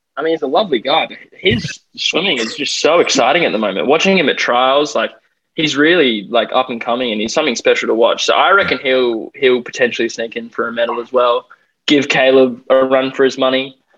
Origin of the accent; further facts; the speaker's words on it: Perth, Western Australia, Australia; now in Gold Coast, Australia; I'm currently on the Gold Coast. I'm from Perth, um, WA, the best state in my opinion.